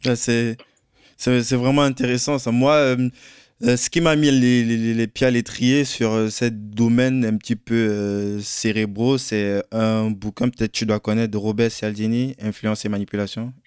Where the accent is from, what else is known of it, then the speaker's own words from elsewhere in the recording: Cameroon; moved away; moi je viens du Cameroun